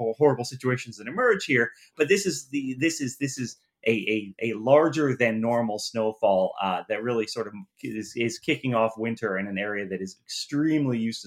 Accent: Rochester, New York, United States; now in New York City, United States; I grew up in Rochester

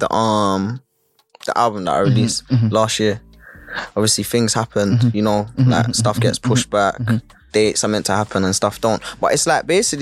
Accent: London, United Kingdom; moved away; me growing up in Kennington

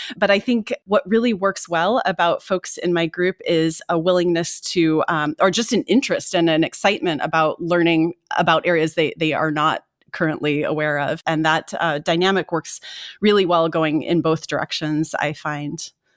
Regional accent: Indiana, United States; I grew up in Indiana

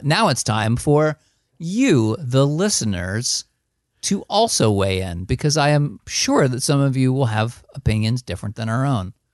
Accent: one town over from Hackensack, New Jersey, United States; I grew up, like, one town over from hack and sack

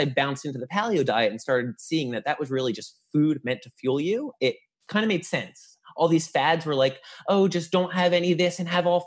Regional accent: New Jersey, United States; I was from North Jersey too, so it's like Jersey.

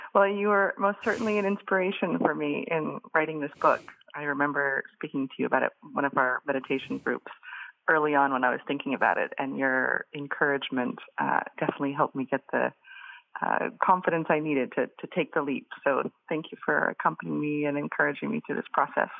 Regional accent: Boise, Idaho, United States; moved away as an adult; in the area that I was living growing up in Boise, Idaho

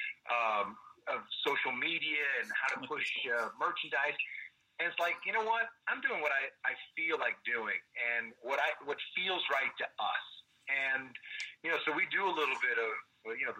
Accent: Kansas City, United States; also born or lived in Southern California; now in North Texas, United States; we grew up in Kansas City

